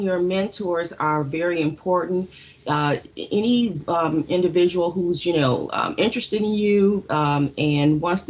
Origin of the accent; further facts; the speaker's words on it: Detroit, Michigan, United States; Growing up in Detroit, I attended a college that was Detroit College